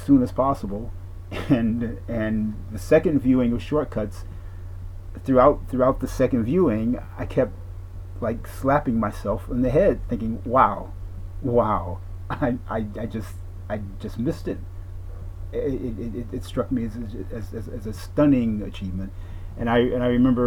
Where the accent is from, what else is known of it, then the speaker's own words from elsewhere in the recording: Detroit, Michigan, United States; Black American, born and raised in Detroit, Michigan, also known as Motown